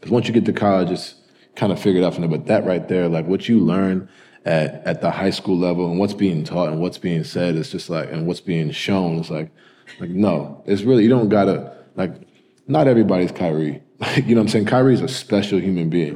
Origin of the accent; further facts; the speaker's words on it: New York, United States; also born or lived in Louisville / Utah / Cleveland; now in Connecticut, United States; I grew up in New York, you know, went to private school in Connecticut, and I currently live in Connecticut now